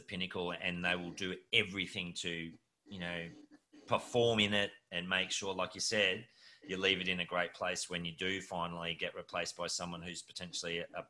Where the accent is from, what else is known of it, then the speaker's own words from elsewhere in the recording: Australia; I look at as an Aussie and as a Wallaby.